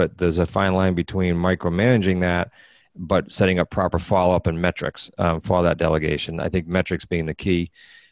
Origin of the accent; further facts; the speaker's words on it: New England, United States; we're from England, New England